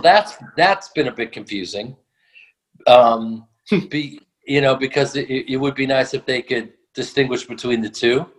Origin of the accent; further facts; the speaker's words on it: Chicago, Illinois, United States; also born or lived in New York; I was born in New York, but I grew up in Chicago